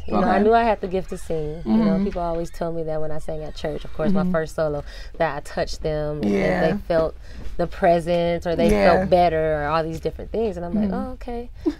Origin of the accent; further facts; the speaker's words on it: Inglewood, California, United States; from Inglewood, California. Born and raised.